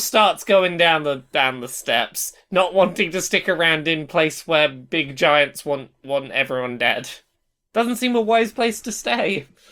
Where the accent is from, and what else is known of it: Dorset, South West England, United Kingdom; accent: rural farmer